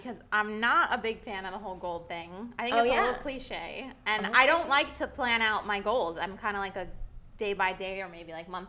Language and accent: English; Long Island, New York, United States; as Erica said. I am a Long Island girl, born and raised. I am 5 minutes from Garden City